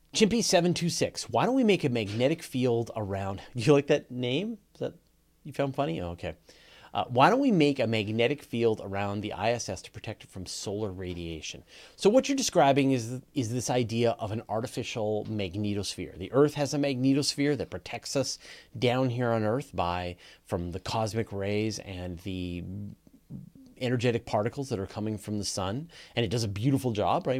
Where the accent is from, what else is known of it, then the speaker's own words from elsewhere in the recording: Canada; accent: Canadian; I just have a Canadian accent.